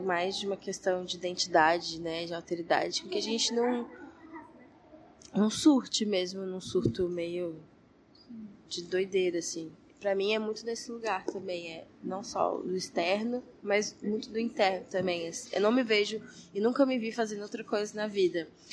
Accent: Goiânia, Goiás, Brazil; Eu sou de Goiânia, nasci em Goiânia, Goiás

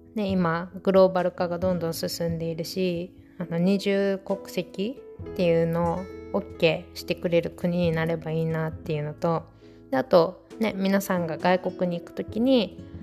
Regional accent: Okinawa, Japan; 私は母は岡山出身だけど沖縄生まれ沖縄育ちなので

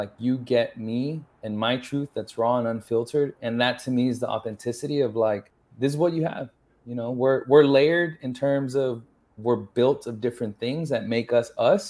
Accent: San Antonio, Texas, United States; first language English; also born or lived in Los Angeles / Austin; I grew up in San Antonio, all around the city, basically. So San Antonio streets made me and raised me

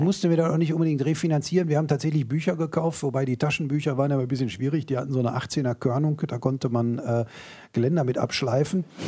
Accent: Bochum, North Rhine-Westphalia, Germany; Ich bin da nie äh, rausgekommen

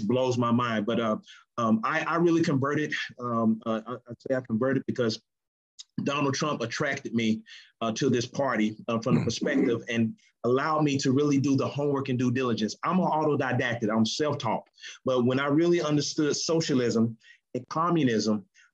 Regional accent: High Point, North Carolina, United States; I'm from High Point, North Carolina, Guilford County area. That's where I grew up.

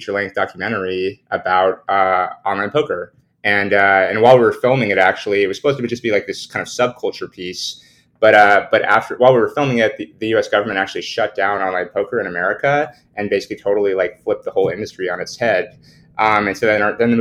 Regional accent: the Bay Area, California, United States; growing up in the Bay Area

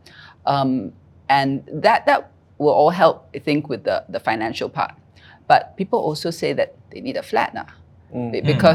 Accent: Singapore; As Singaporean

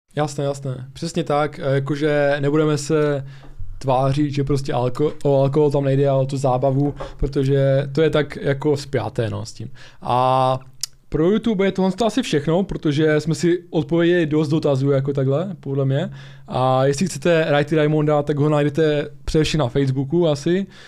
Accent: Ostrava region, Moravian-Silesian Region, Czechia; u nás v Ostravsku

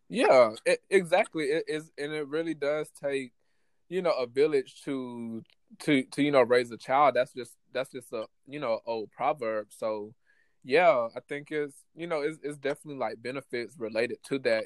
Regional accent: United States; people growing up in America

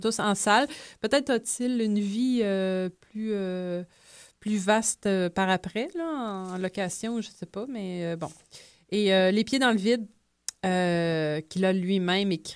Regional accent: Pintendre, Quebec, Canada; also born or lived in Lévis; je viens de Pintan, mais maintenant, c'est le Grand Lévis

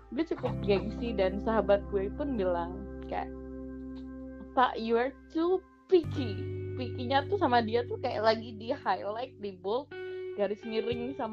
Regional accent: Bojonegoro, East Java, Indonesia; mantan gue kan dulu di daerah gue juga di hometown gue di Bojonegoro

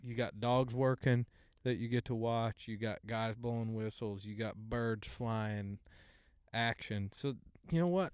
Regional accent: Oologah, Oklahoma, United States; I'm a Ooga boy.

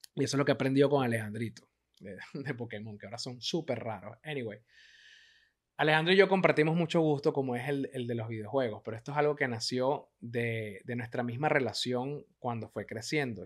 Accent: Venezuela; moved away as an adult; Yo tuve que salir escapando de Venezuela

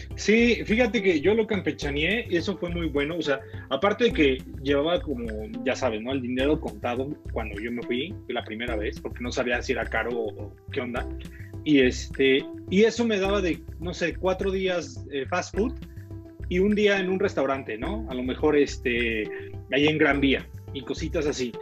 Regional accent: Mexico; Yo como mexicano

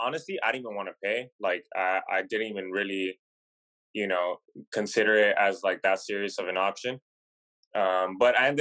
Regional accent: Southern California, United States; also born or lived in Long Beach / Chino Hills; I pretty much lived in Southern California my whole life

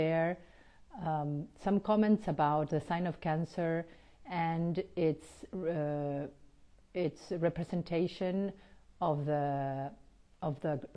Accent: Argentina; moved away; also born or lived in United States / Switzerland; I was born in Argentina, but lived quite a few years, about 8 years in the United States, and then almost 9 years in Switzerland before I came back home

